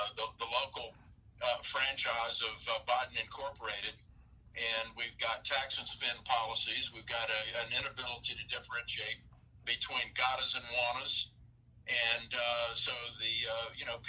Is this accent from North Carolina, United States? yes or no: yes; Asheville, North Carolina, United States; now in Knoxville, United States; I grew up in Asheville, North Carolina. I came to Knoxville, and then I moved away and moved back.